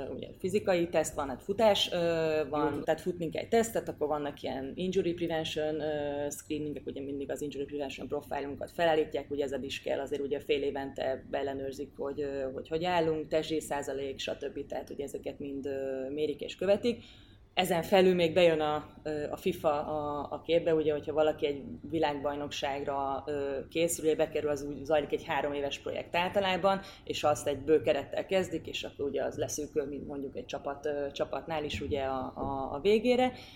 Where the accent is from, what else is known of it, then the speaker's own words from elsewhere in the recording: Győr-Moson-Sopron, Hungary; én Győrmoson-Sokról megyei vagyok